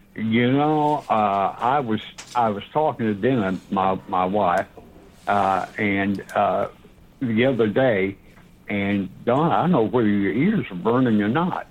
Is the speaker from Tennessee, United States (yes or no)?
yes; Knoxville, Tennessee, United States; also born or lived in Atlanta; I'm a Knoxville guy